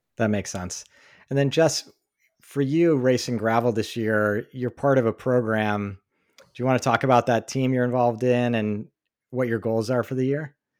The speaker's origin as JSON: {"language": "English", "region": "East Coast", "country": "United States", "tie": "born or raised there", "moved": "yes", "said": "growing up on the East Coast"}